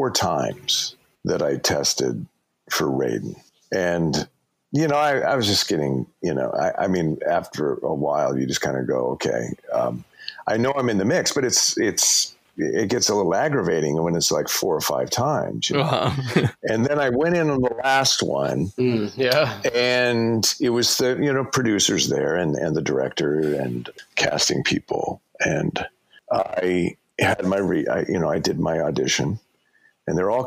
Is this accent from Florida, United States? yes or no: no; California, United States; I'm a dude from California